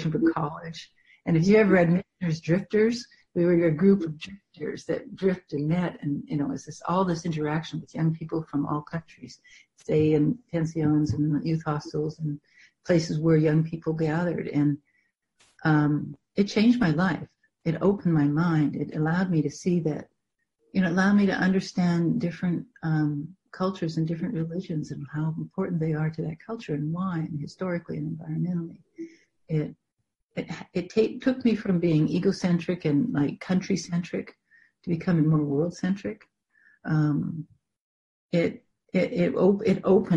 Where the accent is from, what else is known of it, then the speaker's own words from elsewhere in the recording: Canada; I grew up in Canada, and everybody had acreage, and it was all bush